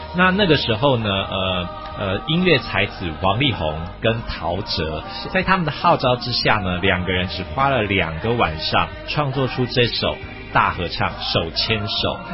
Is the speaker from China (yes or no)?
no; Taiwan; 我们台湾人